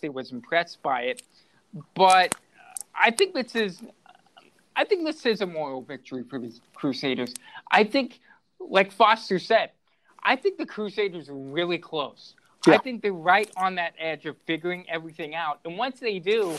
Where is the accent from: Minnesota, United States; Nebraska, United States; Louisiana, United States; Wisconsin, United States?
Wisconsin, United States; La Crosse; moved away; I came from La Crosse